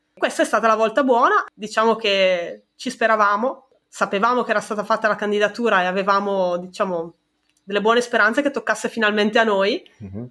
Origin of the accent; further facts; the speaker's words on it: Brescia, Lombardy, Italy; nella mia città, io sono di Brescia